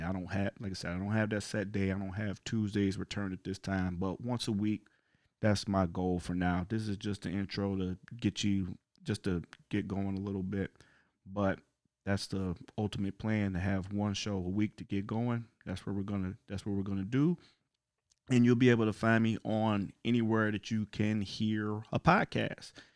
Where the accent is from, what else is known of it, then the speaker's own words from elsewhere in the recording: Cleveland, Ohio, United States; now in Chicago, United States; I'm originally from Cleveland, Ohio, but right now I live in the great city of Chicago, Illinois